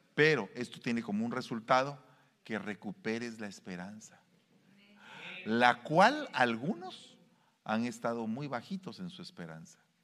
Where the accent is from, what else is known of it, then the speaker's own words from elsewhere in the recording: Guatemala; now in United States; en mi pueblo